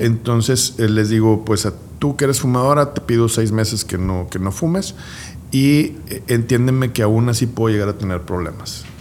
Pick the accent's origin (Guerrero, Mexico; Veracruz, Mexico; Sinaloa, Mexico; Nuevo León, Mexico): Nuevo León, Mexico; Guadalupe; somos guadalupecas